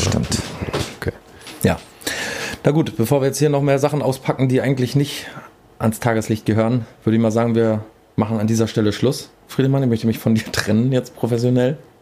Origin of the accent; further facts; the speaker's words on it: Berlin, Germany; bei uns in Berlin